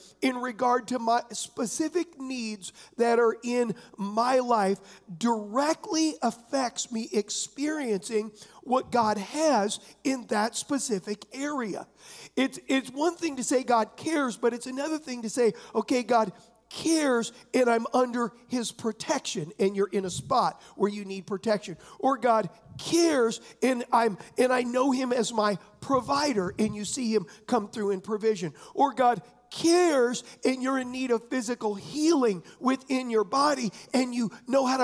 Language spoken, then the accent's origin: English; San Diego, California, United States; I was raised in San Diego